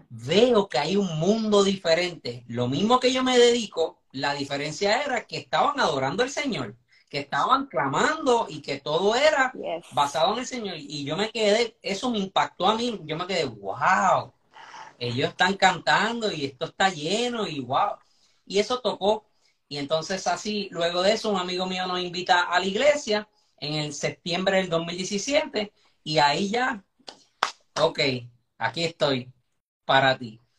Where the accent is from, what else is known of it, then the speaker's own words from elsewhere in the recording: Caguas, Puerto Rico; O sea, ella es del centro